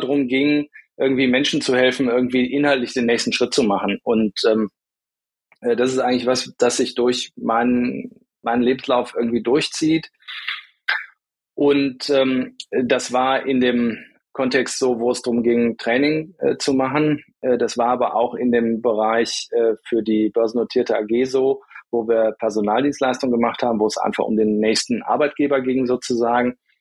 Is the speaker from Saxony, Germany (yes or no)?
no; Bonn, North Rhine-Westphalia, Germany; also born or lived in Düsseldorf / Munich / Cologne; now in Essen, Germany; Auf die Welt gekommen bin ich ähm, mal in Düsseldorf und bin dann auch wirklich waschechter Rheinländer, bin also im Rheinland äh, aufgewachsen, bin in Bonn zur Schule gegangen